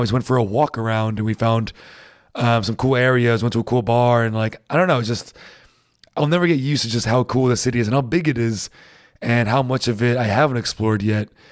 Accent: New England, United States; moved away; I'm from New England, and, uh, we, we have pretty harsh winters

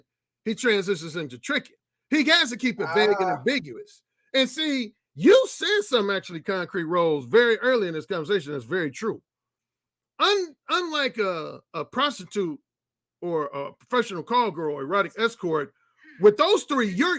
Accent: Gary, Indiana, United States; also born or lived in Mississippi; my hometown of Gary, Indiana

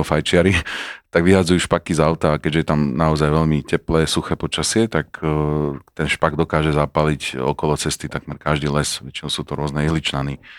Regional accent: Žilina, Žilina Region, Slovakia; ale v Žiline, keďže som bol Žilinčan

